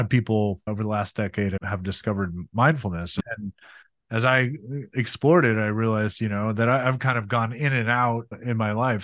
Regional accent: Montana, United States; I grew up in Montana and that was amazing place to grow up in so many ways

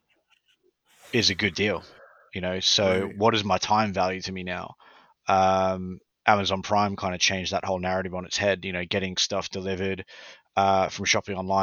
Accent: Australia; moved away as an adult; now in United Kingdom; I'm from Australia.

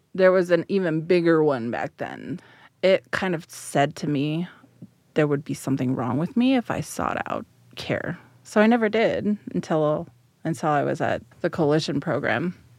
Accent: Denver, Colorado, United States; also born or lived in San Jose, California; So, I grew up here in central Denver. I was transplanted from San Jose, California.

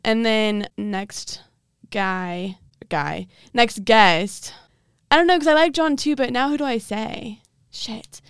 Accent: Dallas, Texas, United States; Dallas, my hometown

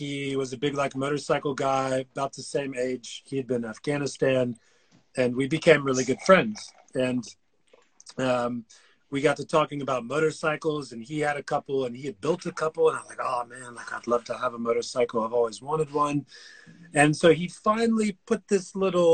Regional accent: United States; moved away as an adult; now in South Africa; being American

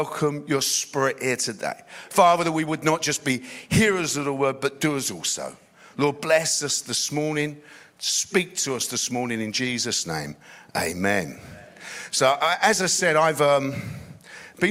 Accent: London, United Kingdom; I grew up in East London

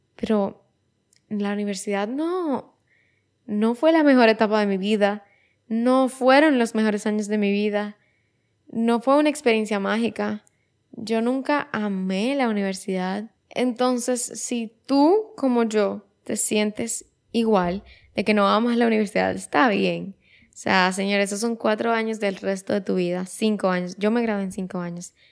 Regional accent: Dominican Republic; otra vez me fui de República Dominicana y me fui a Nueva York

